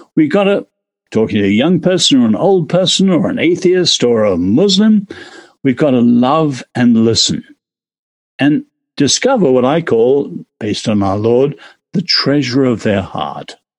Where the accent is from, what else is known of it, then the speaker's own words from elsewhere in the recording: England, United Kingdom; now in United States; as an Englishman living here